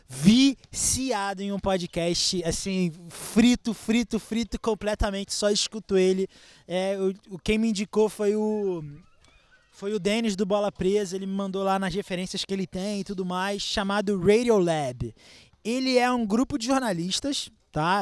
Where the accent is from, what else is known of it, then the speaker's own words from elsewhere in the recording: Rio de Janeiro, Brazil; moved away as an adult; now in São Paulo, Brazil; eu sou do Rio